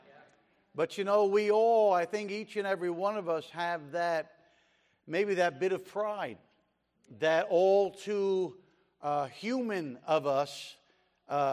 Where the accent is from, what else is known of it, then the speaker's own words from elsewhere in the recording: Jersey City, New Jersey, United States; moved away as an adult; also born or lived in China; We were born and raised in Jersey City and grew up there together